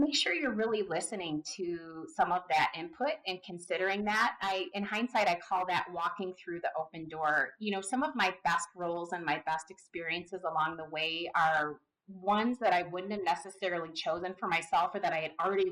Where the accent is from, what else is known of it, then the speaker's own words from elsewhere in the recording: Southeast Michigan, United States; I grew up in Southeast Michigan. I grew up around cars